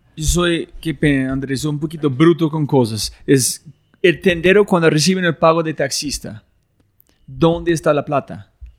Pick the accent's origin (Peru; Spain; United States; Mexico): United States; Spanish is a second language; soy gringo